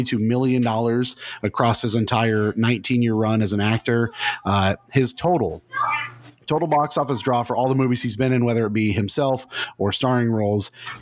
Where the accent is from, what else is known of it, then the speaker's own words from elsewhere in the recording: United States; Because we're American.